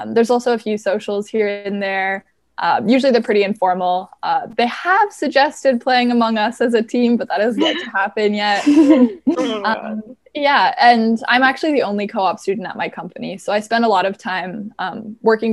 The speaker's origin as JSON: {"language": "English", "town": "Waterloo", "region": "Ontario", "country": "Canada", "tie": "born or raised there", "said": "I was born and raised in Waterloo"}